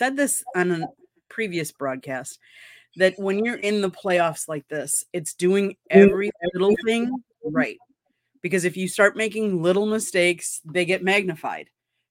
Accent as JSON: {"language": "English", "region": "Midwest", "country": "United States", "moved": "yes", "said": "I'm originally from the Midwest"}